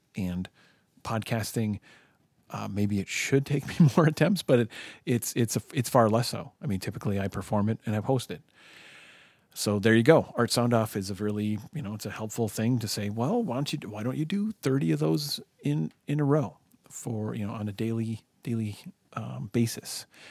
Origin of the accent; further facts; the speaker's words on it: United States; I'm an American.